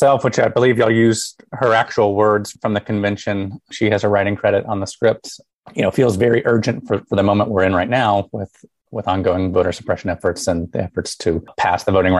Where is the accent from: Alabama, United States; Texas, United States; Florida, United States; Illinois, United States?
Alabama, United States; I grew up in Alabama